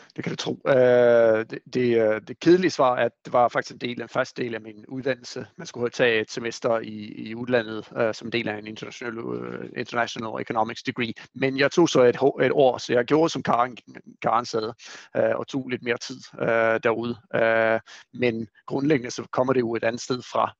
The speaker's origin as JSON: {"language": "Danish", "country": "Sweden", "second_language": "Danish", "moved": "yes", "said": "jeg er jo svensker"}